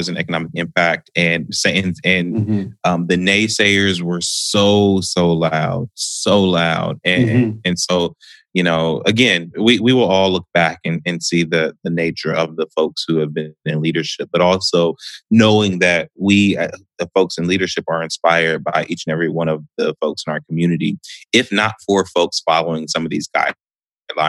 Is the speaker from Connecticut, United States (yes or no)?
no; Columbus, Ohio, United States; also born or lived in Delaware, Ohio; I was born and raised mostly here in Columbus, not too far from where I live right now. Well, we moved a lot, truthfully